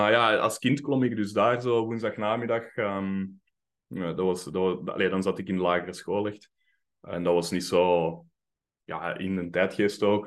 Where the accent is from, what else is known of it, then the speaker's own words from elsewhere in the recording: Mechelen, Flanders, Belgium; moved away as an adult; also born or lived in Finland; ik ben opgegroeid in Mechelen